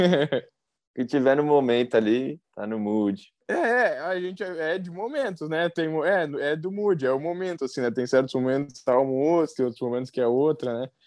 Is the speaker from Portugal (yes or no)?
no; Rio Grande do Sul, Brazil; Cara, é, eu sou gaúcho, mas eu sou italiano também, né?